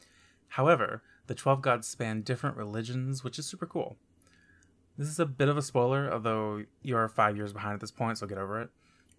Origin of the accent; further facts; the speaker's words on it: the South, United States; born there; I am 23 years old. I was born in the Bible Belt of America